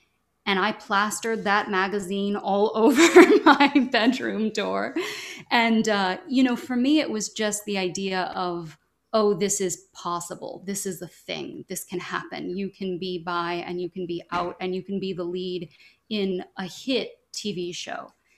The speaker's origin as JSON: {"language": "English", "town": "Louisville", "region": "Kentucky", "country": "United States", "said": "I'm from Louisville, Kentucky, and being a queer kid in Kentucky"}